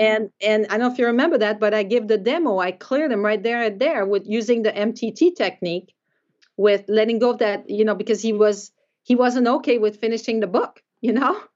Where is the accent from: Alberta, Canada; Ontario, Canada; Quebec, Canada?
Quebec, Canada; moved away as an adult; also born or lived in Davenport, Iowa; I'm from Quebec